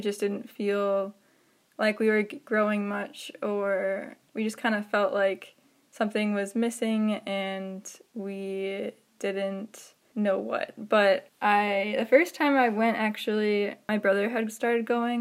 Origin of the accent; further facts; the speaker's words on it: Lake Mills, Wisconsin, United States; I grew up near Madison in a little town called Lake Mills